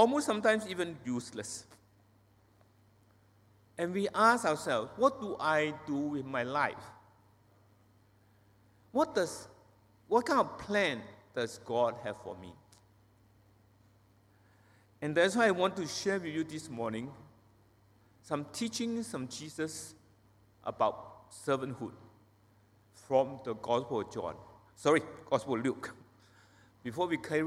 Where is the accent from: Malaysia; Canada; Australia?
Malaysia; Penang; I was not born and bred in Penang. I came to Penang, Malaysia, when I was 8 years old, a long, long time ago.